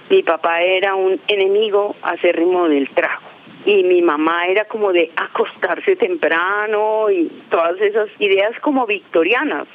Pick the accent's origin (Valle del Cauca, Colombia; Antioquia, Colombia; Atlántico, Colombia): Antioquia, Colombia; Amalfi; now in Bogotá, Colombia; yo soy de un pueblo donde nacieron los hermanos Castaños y donde nació Monoleche